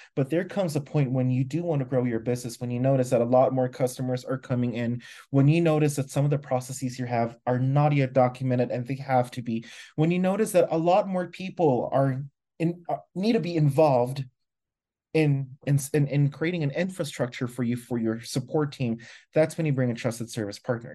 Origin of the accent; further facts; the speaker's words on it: Philippines; moved away as an adult; now in Mexico; I am originally from the Philippines, was supposed to move to the U S, but now I live in Mexico instead